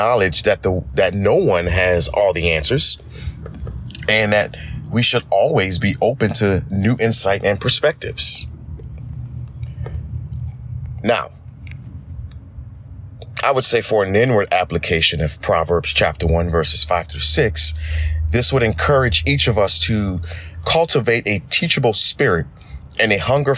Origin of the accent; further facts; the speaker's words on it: Thibodaux, Louisiana, United States; I am from Thibodaux, Louisiana.